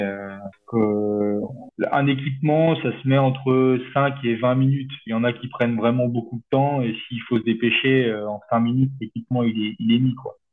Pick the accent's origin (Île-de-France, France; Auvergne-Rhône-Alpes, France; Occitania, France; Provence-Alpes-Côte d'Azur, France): Auvergne-Rhône-Alpes, France; Chamonix; moved away; je suis originaire de Chamonix-Mont-Blanc